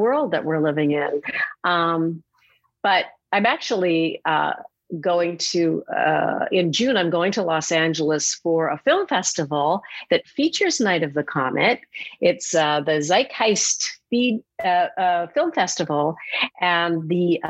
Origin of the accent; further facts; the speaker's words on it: Edmonton, Alberta, Canada; also born or lived in Manhattan, New York; now in New York, United States; Edmonton, Alberta, my hometown.